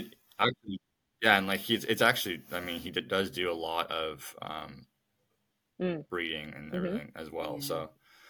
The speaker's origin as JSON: {"language": "English", "town": "Guelph", "region": "Ontario", "country": "Canada", "tie": "born or raised there", "moved": "yes", "lives_now": "United States", "said": "I grew up in a relatively smaller town, probably an hour outside of Toronto, called Guelph, which is, it's not that small of a town. Like, it has a big university and all that, but kind of where we lived was on the outskirts"}